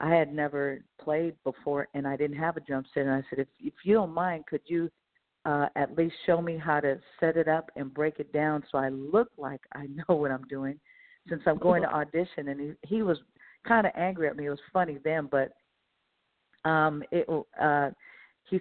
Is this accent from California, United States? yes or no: yes; Bay Area, California, United States; growing up in the Bay Area, you know, listening to music